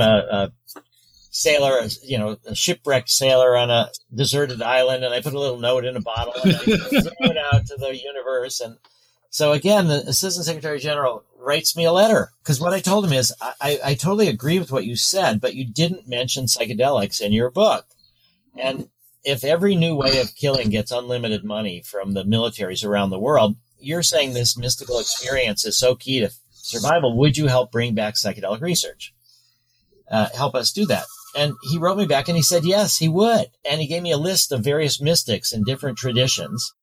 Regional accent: Chicago, Illinois, United States; I was born in Chicago

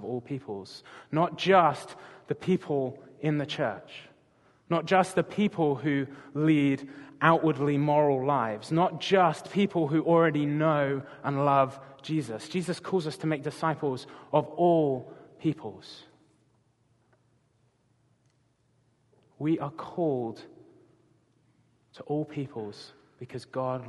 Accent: England, United Kingdom; moved away as an adult; now in Gig Harbor, United States; I'm not from around these parts originally, if you haven't already guessed. I'm from England

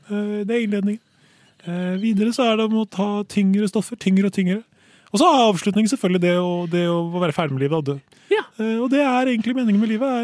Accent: Sweden; now in Norway; Som dere hører, jeg er fra Sverige

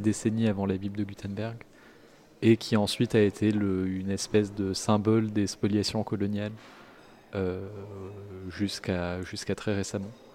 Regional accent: Paris, Île-de-France, France; j'ai grandi, à, j'ai grandi à Paris, donc c'est l'endroit où l'accent devient la norme

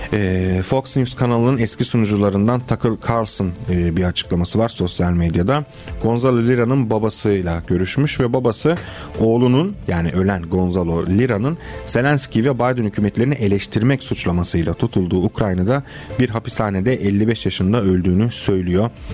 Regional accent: Constanța, Constanța County, Romania; moved away; Köstence benim de memleketimdir

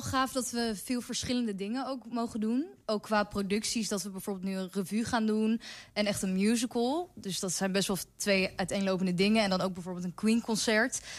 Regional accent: Eemnes, Utrecht, Netherlands; now in Rotterdam, Netherlands; ik kom eh, oorspronkelijk uit Eemnes, maar eh, ik woon nu ook in Rotterdam.

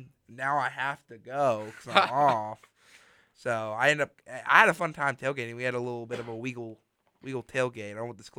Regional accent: Mobile, Alabama, United States; We are not that far from the rainiest city in the United States, Mobile, my hometown.

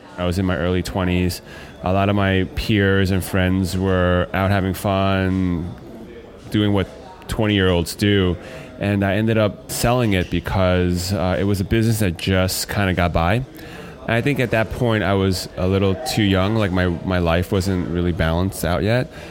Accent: United States; As a Chinese American or American Chinese person

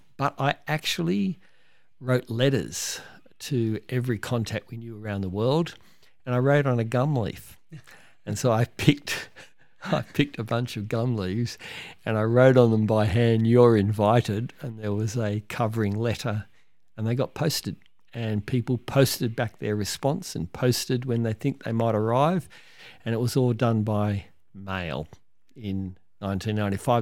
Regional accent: Cronulla, New South Wales, Australia; Mark Hockolupo as an amazing young surfer I grew up in Cronulla

